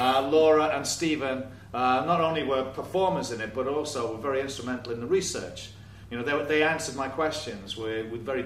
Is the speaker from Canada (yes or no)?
no; Liverpool, North West England, United Kingdom; I'm from Liverpool Irish migrant stock, so it's part of my history as well